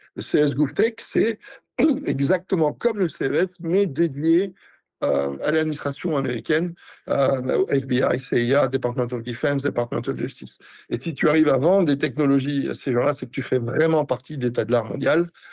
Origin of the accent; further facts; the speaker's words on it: France; je suis français